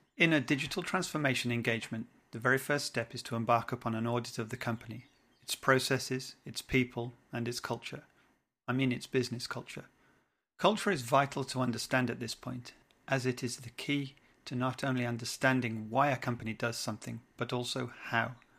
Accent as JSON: {"language": "English", "region": "England", "country": "United Kingdom", "moved": "yes", "lives_now": "French West Indies", "said": "I'm an Englishman in the French West Indies"}